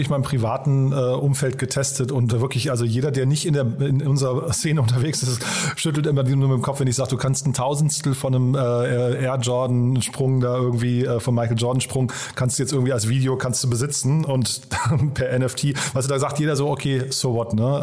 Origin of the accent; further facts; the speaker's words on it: Berlin, Germany; Wir kommen ja alle aus Berlin